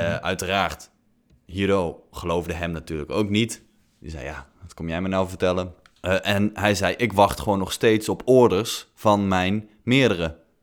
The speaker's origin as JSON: {"language": "Dutch", "country": "Netherlands", "said": "als millennials uit Nederland"}